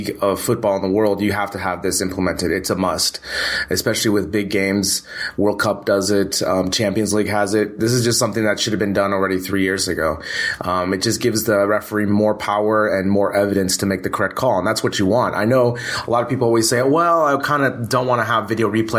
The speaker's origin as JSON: {"language": "English", "country": "United States", "said": "I'm American"}